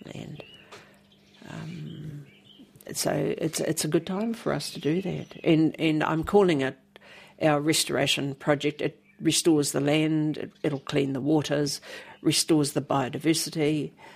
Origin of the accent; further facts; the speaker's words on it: Paparatu, Hawke's Bay, New Zealand; also born or lived in Wairoa; now in Mahia, New Zealand; I was born in Wairoa and we moved to a place called Paparatu in 1961. I turned nine the day after we moved. And and Paparatu was really my home for a very long time. It was it was the home of my childhood, really